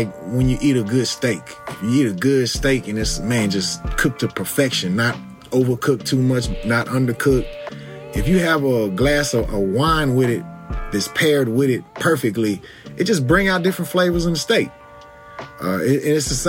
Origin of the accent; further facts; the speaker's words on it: Houston, Texas, United States; I'm from Houston, Texas